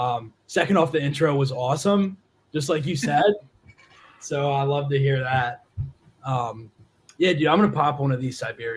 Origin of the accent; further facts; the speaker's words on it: Maryland, United States; Like, I grew up in Maryland. I've been like all over the place. I moved up here earlier this year, and my family, they were Nats fans